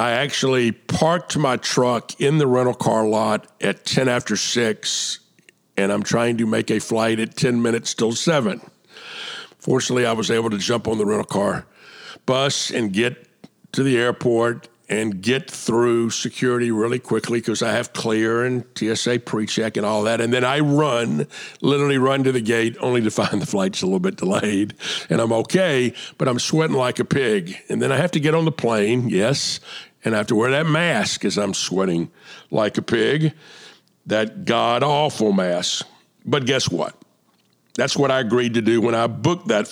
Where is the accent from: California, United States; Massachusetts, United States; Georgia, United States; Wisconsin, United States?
Georgia, United States; Atlanta; moved away; also born or lived in San Antonio, Texas / Plano, Texas; I grew up in Atlanta, and my Krispy Kreme was on Ponce de Leon Avenue